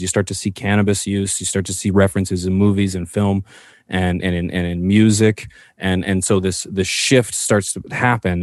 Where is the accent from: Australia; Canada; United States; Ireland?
Canada; as a Canadian that I am